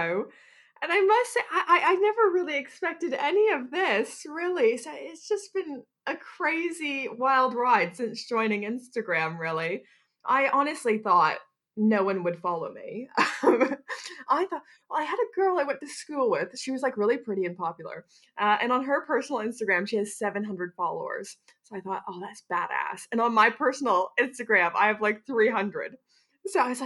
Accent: Canada; now in Bristol, United Kingdom; growing up in Canada

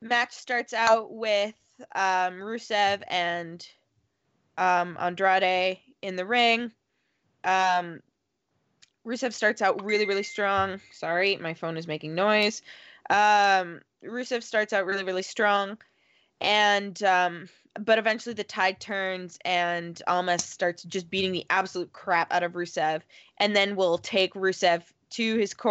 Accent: Canada; I'm Canadian

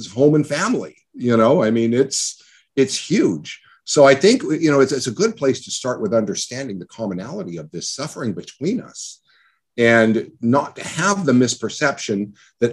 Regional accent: El Monte, California, United States; I grew up in El Monte in a really crappy little town on welfare

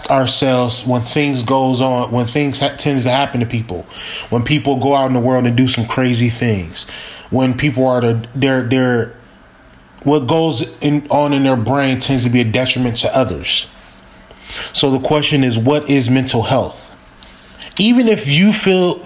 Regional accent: Milwaukee, Wisconsin, United States; I was born in Milwaukee, Wisconsin, living on 39th Street

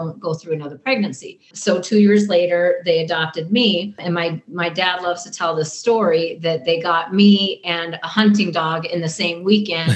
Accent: Bismarck, North Dakota, United States; accent: Canadian / North Dakotan; moved away as an adult; also born or lived in Kamloops, British Columbia, Canada / Miles City, Montana; now in Nevada, United States; Montana for 1 year, fourth grade year, and then fifth grade on in Bismarck, North Dakota

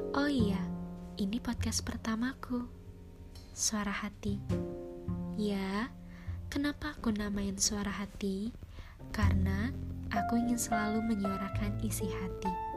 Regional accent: Cirebon, West Java, Indonesia; Aku lahir di kota Cirebon

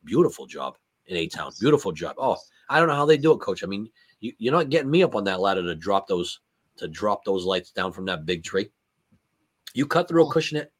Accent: New England, United States; growing up in New England, you, you, hate the Jets, you hate the Bills

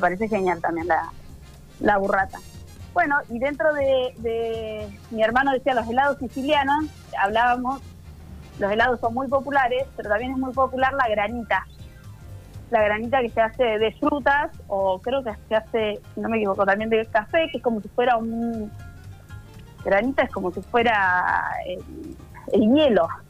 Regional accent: Argentina; nosotros como argentinos

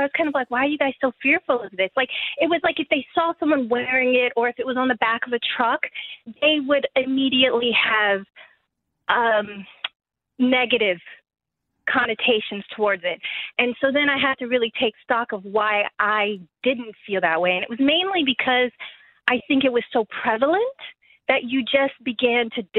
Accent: the South, United States; I'm so proud to be from the South. Even with the struggles and being African American, there's just a really warm feeling for me personally

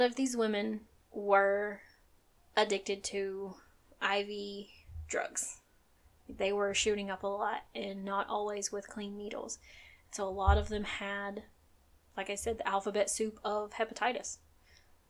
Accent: Tennessee, United States; I am from Tennessee

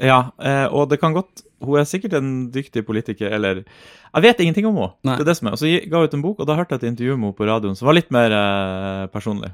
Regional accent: Troms og Finnmark, Norway; moved away; det er jo egentlig vår identitet at vi er finnmarkinger

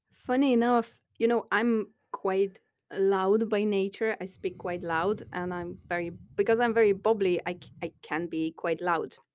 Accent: Poland; moved away as an adult; now in Dublin, Ireland; I come from Poland

